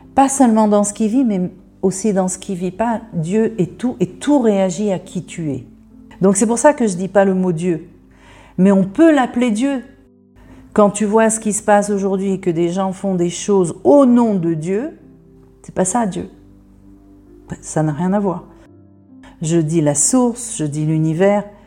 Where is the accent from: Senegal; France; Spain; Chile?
France; moved away as an adult; now in Israel; j'habite en Israël, je suis née en France, j'ai vécu 19 euh, ans en France